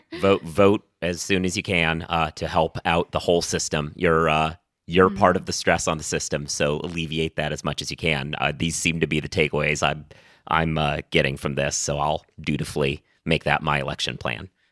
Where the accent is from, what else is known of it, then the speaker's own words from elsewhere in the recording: Oregon, United States; now in New York, United States; I've lived in New York for a long time at this point. I'm originally from Oregon